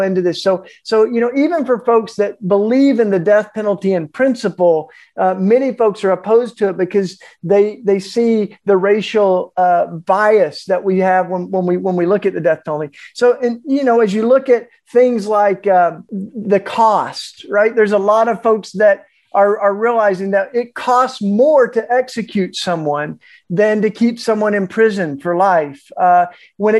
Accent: the Bible Belt, United States; I grew up in the Bible Belt

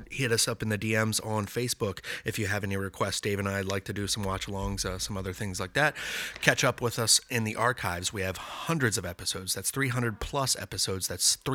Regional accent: Orlando, Florida, United States; I'm a Florida man. I was born in Florida

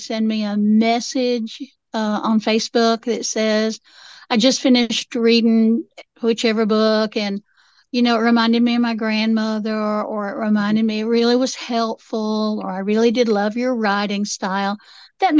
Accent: Appalachia, United States; I'm Appalachian.

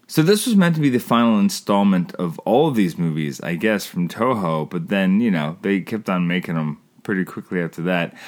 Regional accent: Canada; I'm Canadian filmmaker

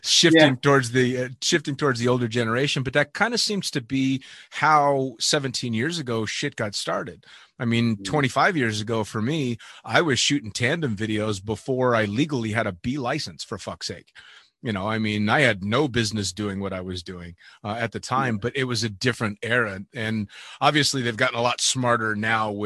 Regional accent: United States; I'm an American

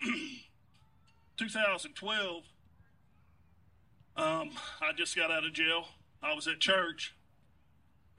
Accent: Muskogee, Oklahoma, United States; We're both from Muskogee, Oklahoma

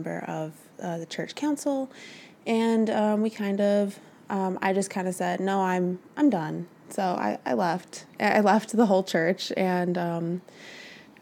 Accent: Warrenville, Illinois, United States; I grew up in Warrenville, which is just a little bit north of here

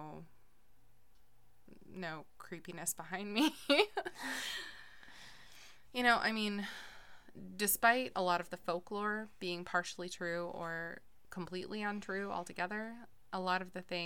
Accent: Portland, Oregon, United States; I'm from the Portland area

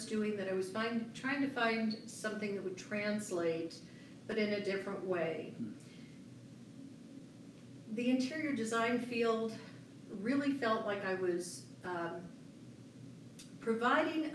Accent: San Diego, California, United States; moved away as an adult; also born or lived in Los Angeles; now in Colorado, United States; I am from San Diego. I grew up in San Diego.

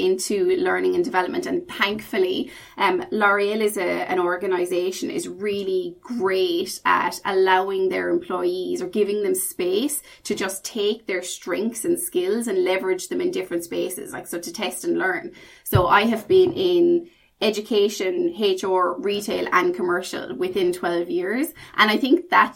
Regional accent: Ireland; accent: Irish; moved away as an adult; now in United Kingdom; Then I made the move from Ireland to the UK. Obviously, I haven't lost my accent. Very strong Irish accent

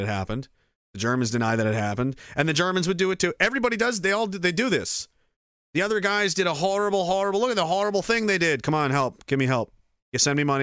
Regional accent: Canada; I'm a Canadian and I, you know, a veteran.

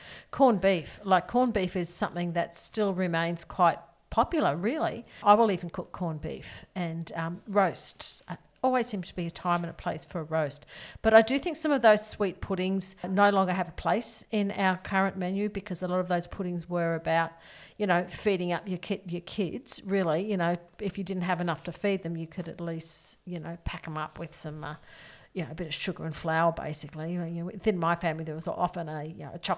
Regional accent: North Queensland, Australia; I grew up in the cane fields of North Queensland.

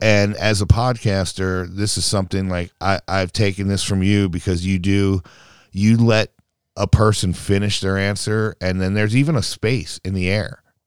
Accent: Baltimore, Maryland, United States; also born or lived in San Diego; I'm a city guy. I was raised in Baltimore City

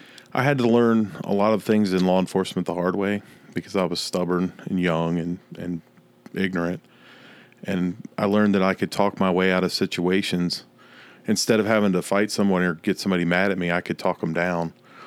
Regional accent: Fredericksburg, Virginia, United States; now in Clemson, United States; Fredericksburg, Virginia.

